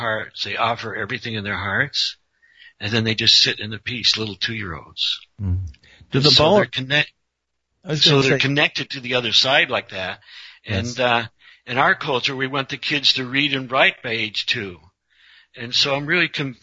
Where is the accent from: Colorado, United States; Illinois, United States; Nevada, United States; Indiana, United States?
Colorado, United States; I'm just a normal guy from Colorado